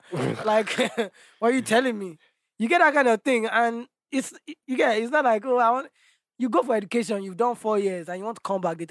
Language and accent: English; Nigeria